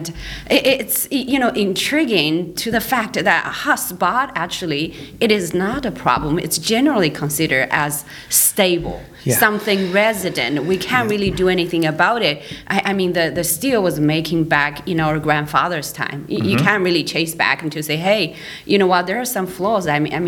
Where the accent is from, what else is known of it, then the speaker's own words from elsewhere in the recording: Canada; So I'm international because I'm from Canada.